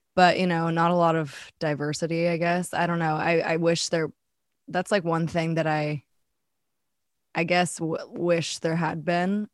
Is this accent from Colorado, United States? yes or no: yes; Boulder, Colorado, United States; moved away as an adult; also born or lived in San Diego / Los Angeles; now in Nashville, United States; I was born in Boulder, Colorado, and, uh, I lived there pretty much my whole life